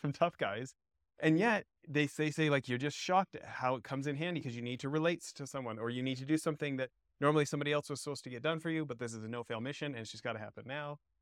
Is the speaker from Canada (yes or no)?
yes; Canada; moved away as an adult; also born or lived in Southern California; I grew up a snowboarder in Canada, and and got to move to Southern California and pick up surfing, but I was already in my twenties